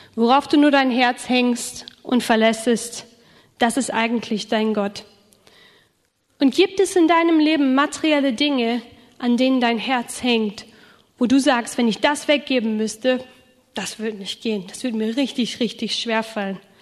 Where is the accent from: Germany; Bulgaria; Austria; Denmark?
Germany; Rhineland; now in Schramberg, Germany; Ich komme ja aus dem Rheinland